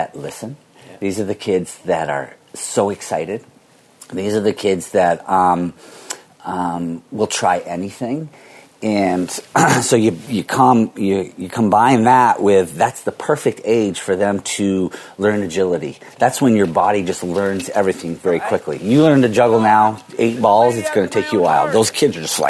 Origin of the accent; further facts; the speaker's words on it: Vermont, United States; growing up in Vermont